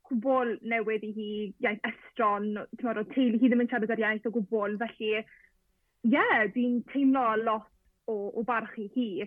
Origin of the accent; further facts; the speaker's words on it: Llanelli, Wales, United Kingdom; So dwi'n dod o'r Lanelli